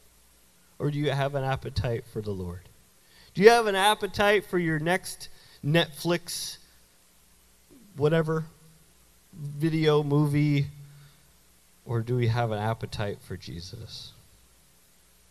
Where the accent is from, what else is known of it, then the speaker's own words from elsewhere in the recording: Canada; also born or lived in Florida; now in United States; I'm not a Yankee. I'm from Canada originally.